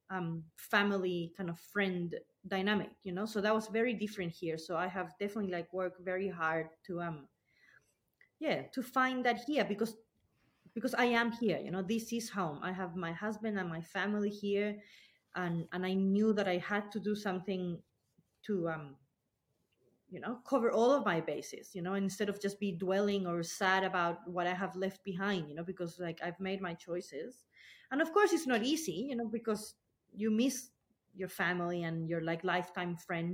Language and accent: English; Chile; moved away as an adult; now in Blue Mountains, Australia; I'm not originally from Australia. I'm from Chile